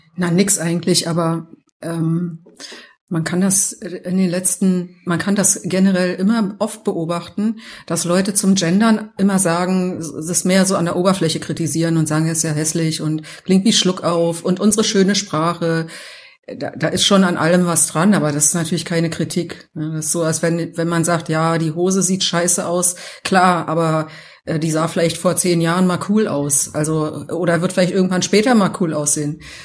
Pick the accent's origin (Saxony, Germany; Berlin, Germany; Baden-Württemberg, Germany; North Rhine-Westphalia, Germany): Berlin, Germany; now in Munich, Germany; ich bin aus Berlin